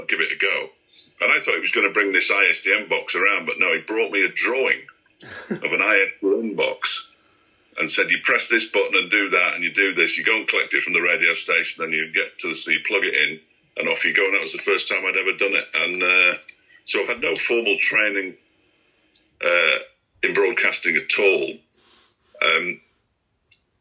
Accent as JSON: {"language": "English", "region": "Yorkshire and the Humber", "country": "United Kingdom", "tie": "born or raised there", "also_born_or_lived": "Bolton / Halifax", "moved": "as an adult", "said": "I grew up in East Yorkshire."}